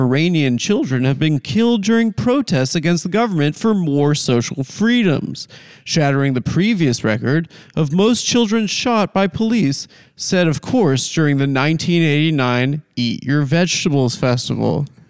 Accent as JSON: {"language": "English", "country": "South Africa", "said": "You know I'm South African."}